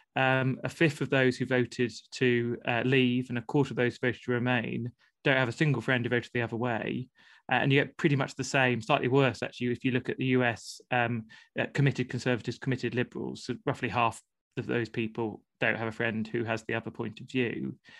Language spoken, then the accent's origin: English; Plymouth, South West England, United Kingdom; I grew up in Plymouth